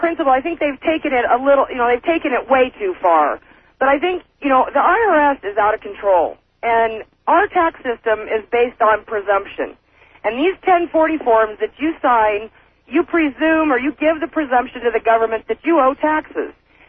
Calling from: Oregon, United States; I'm calling you from Eastern Oregon.

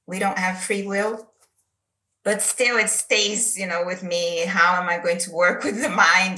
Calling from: São Paulo, Brazil; English is a second language; So first I want to, I'm in São Paulo, Brazil.

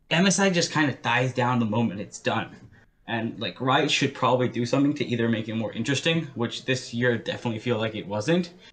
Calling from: Ontario, Canada; Uh, I'm calling from Ontario.

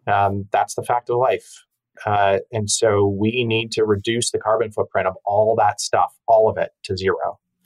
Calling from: Larkspur, California, United States; I'm in the cottage in our backyard in Larkspur, California, about 8 miles from the Golden Gate Bridge.

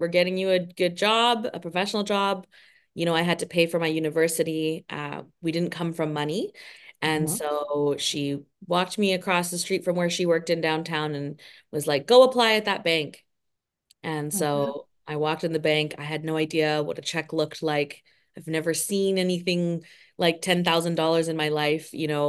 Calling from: Toronto, Ontario, Canada; Oh, I'm right there with you. Toronto, Canada.

